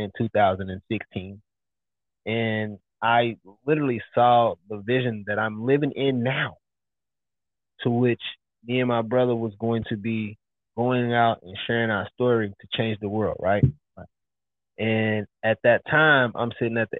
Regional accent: Louisville, Kentucky, United States; moved away as an adult; also born or lived in Dallas, Texas; I'm from Louisville, Kentucky, from the projects

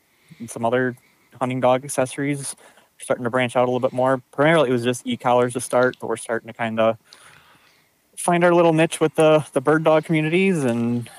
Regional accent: Traverse City, Michigan, United States; I grew up here and lived here my whole life

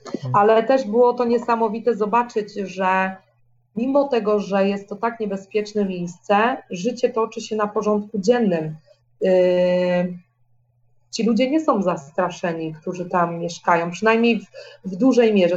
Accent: Poland; moved away; mojego dzieciństwa jeszcze w Polsce

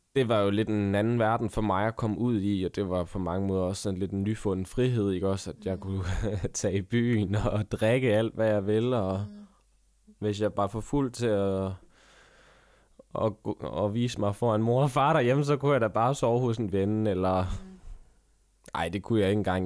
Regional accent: Vejle, Southern Denmark, Denmark; jeg er jo fra Vejle

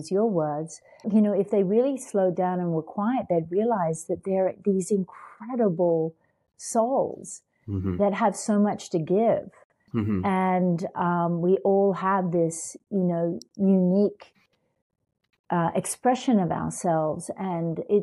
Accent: Australia; moved away as an adult; I came from Australia and I came to America

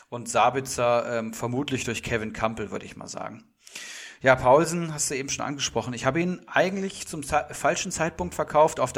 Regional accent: Frankfurt, Hesse, Germany; Ich meine, ich als Frankfurter freue mich da irgendwo

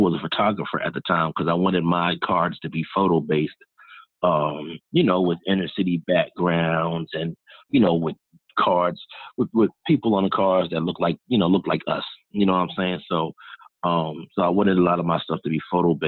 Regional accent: New York City, New York, United States; moved away as an adult; also born or lived in North Carolina; now in Miami, United States; I'm originally from New York, born and raised 27 years

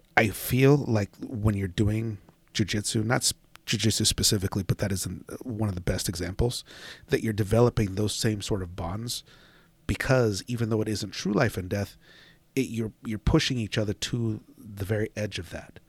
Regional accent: Washington, United States; moved away; I grew up in Washington

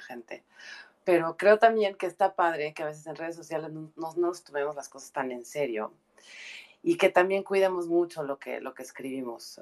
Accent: northern Mexico, Mexico; como mexicanos tenemos un, tema así como cultural de, echar mucha carrilla, como decimos en el norte

